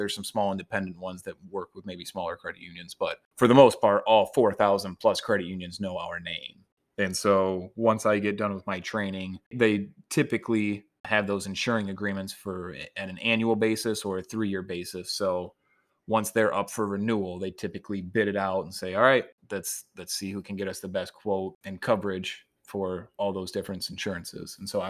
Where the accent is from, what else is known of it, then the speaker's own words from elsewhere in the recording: Niles, Michigan, United States; And so I got a job in insurance back here in my hometown in Niles and in South Bend.